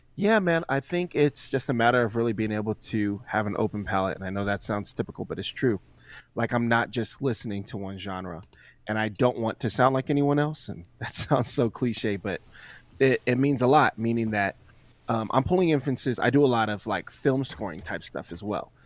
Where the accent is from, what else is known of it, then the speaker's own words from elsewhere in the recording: Colorado, United States; also born or lived in Florida; I was born here in Colorado